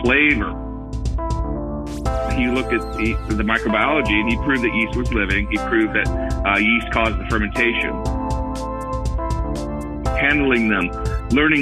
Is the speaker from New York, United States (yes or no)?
no; California, United States; I grew up in California